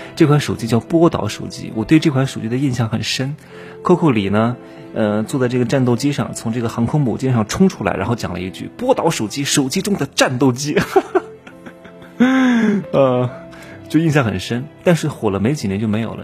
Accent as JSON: {"language": "Chinese", "country": "China", "said": "我也是中国的男人"}